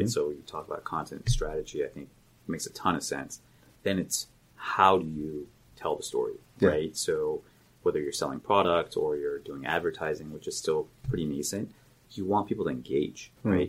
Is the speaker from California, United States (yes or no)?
yes; Los Angeles, California, United States; I grew up in Southern California, up in Northridge, where the big earthquake was back in 94